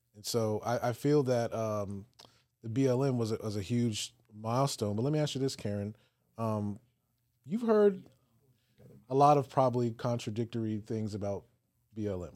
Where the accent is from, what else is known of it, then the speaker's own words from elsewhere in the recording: Virginia, United States; So I grew up in Virginia uh-huh. um, in the peninsula area.